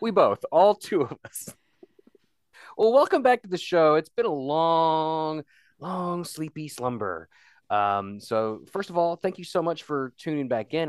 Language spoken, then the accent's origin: English; West Virginia, United States; I'm that guy from West Virginia